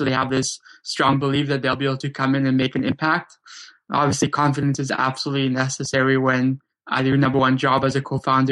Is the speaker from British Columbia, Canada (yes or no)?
yes; Vancouver, British Columbia, Canada; also born or lived in Krakow, Poland; I grew up in Vancouver, Canada, though I was originally born in Krakow, Poland. Me, my brother, my mom and my dad, we immigrated over to Canada in 1991 when I was only 7 or 8 years old